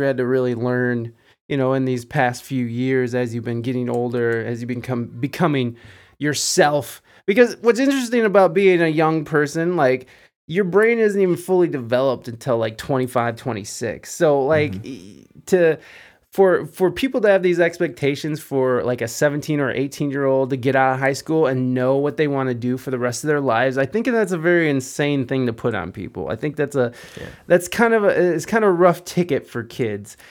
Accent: Toledo, Ohio, United States; also born or lived in Southern California; I'm from Ohio, Toledo, Ohio. There's not a whole lot of culture here

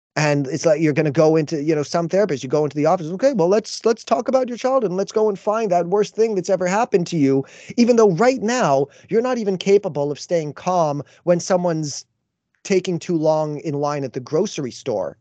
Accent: Canada; as a Canadian

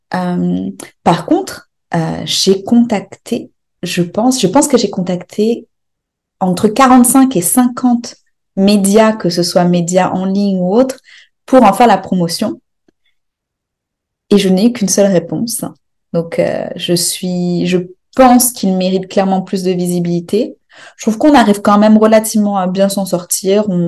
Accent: Réunion; Parce que quand on dit qu'on est réunionnais, on a normalement tu dis pas euh, ah moi je suis créole, euh, indien, noir.

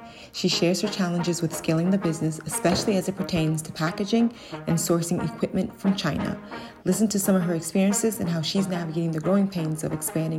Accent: Ghana; now in United States; As a Ghanaian-American mother of three, wife, business partner, and more, you'll hear my personal stories and honest experiences

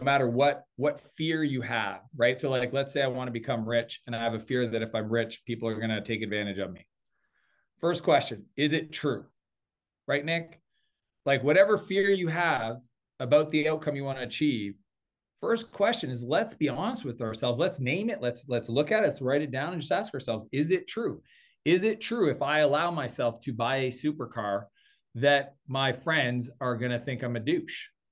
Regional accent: East Coast of Canada, Atlantic Canada, Canada; I'm Canadian, well, I grew up on the East Coast

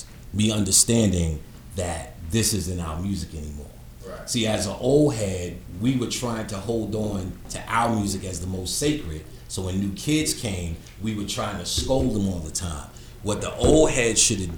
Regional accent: New York City, New York, United States; I'm from Queensbridge

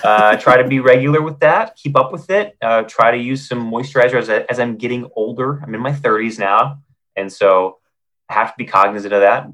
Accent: North Bend, Oregon, United States; now in Los Angeles, United States; Oregon coast, uh, North Bend, Oregon

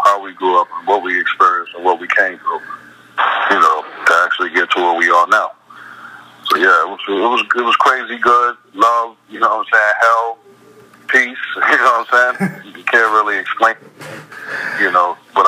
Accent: Brooklyn, New York, United States; You know, it was just like, you know, it was rough. You know, at the end of the day, but you know, like any other place, I survived, man.

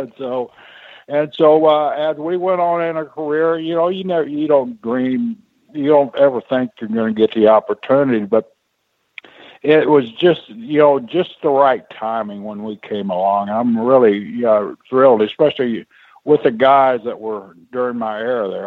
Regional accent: Blackwell, Oklahoma, United States; I lived in a, in a town, Blackwell, uh, it was a sunset town

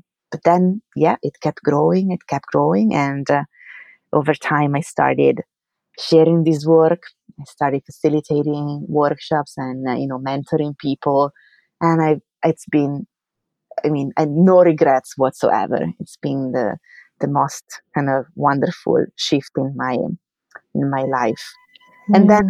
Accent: Italy; English is a second language; moved away as an adult; now in New York, United States; because I came here from Italy to, you know, to do my research. I was a graduate student when I moved, then I got my PhD here at City College, and then I stayed to work as a postdoc.

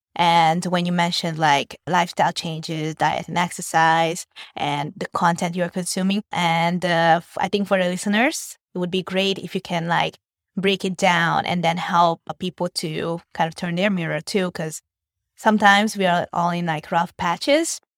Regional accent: Hungary; moved away as an adult; now in Vietnam; My parents are Vietnamese, but I grew up and I was born in Hungary

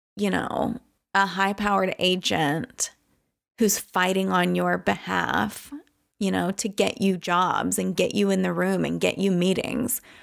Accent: Louisiana, United States; I was a local from Louisiana.

